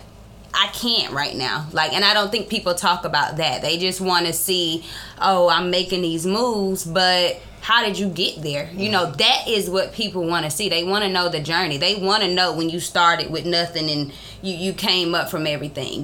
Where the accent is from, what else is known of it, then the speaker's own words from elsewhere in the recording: Columbus, Georgia, United States; also born or lived in Morrow, Georgia; I was born in Morrow, Georgia, but I have been in Columbus my whole life